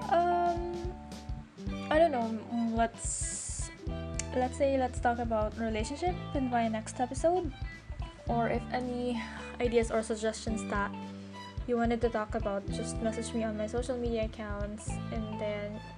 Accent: Davao City, Davao Region, Philippines; I'm from the Philippines. Basically, I lived in Davao City from Mindanao where life is here. And then I am 25 years old.

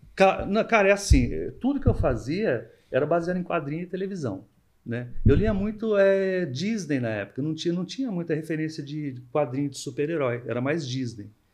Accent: Monteiro Lobato, São Paulo, Brazil; quando eu era criança, eu morava em Monteiro, Monteiro Lobato

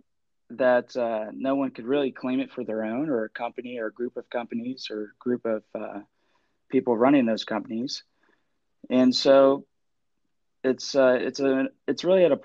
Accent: Columbus, Ohio, United States; born and raised in Columbus, Ohio

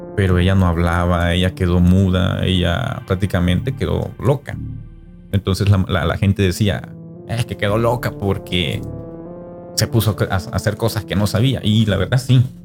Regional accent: El Salvador; como salvadoreño

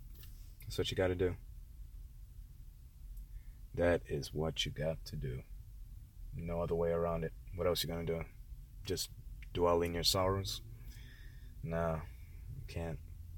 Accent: Connecticut, United States; born there; I was born in Connecticut, didn't know, you know, I didn't know much about Connecticut.

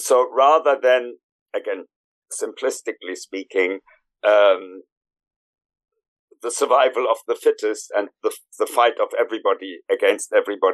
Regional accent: Germany; moved away as an adult; now in London, United Kingdom; I was born originally in Germany, and in my late 20s, early 30s, I emigrated into this country

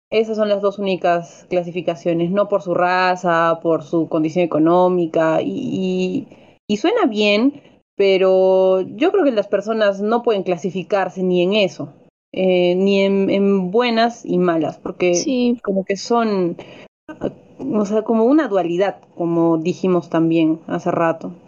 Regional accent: Peru; como peruanos

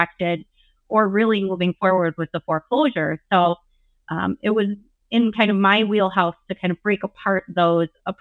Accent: Wisconsin, United States; I am Wisconsin tried and true

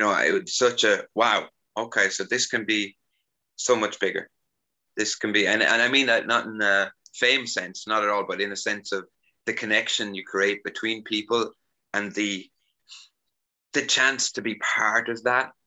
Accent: Ireland; also born or lived in Carlow, Ireland; now in Sofia, Bulgaria; growing up in Ireland

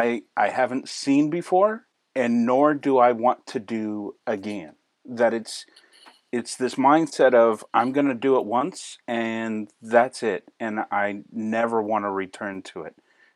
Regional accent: Manchester, New Hampshire, United States; also born or lived in Maine; I grew up in New Hampshire in a small town of Manchester, New Hampshire, and in there, I knew nothing of woodworking. We journeyed all the way to the backwoods of Maine. My family moved around in my childhood a whole lot.

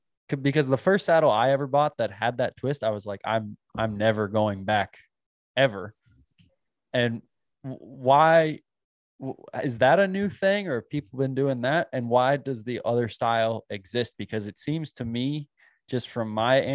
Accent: Virginia, United States; growing up in Virginia, that's what I grew up riding

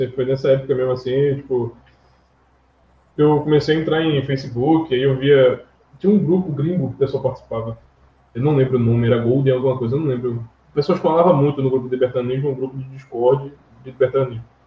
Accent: Northeast Region, Brazil; Eu cresci aqui no Nordeste

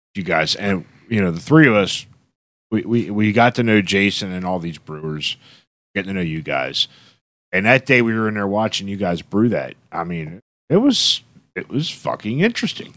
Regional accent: Dover, Pennsylvania, United States; I've been here all my life, over. I'm Dover born, I'm Dover bred, and I'll be damned, I'm gonna be Dover dead

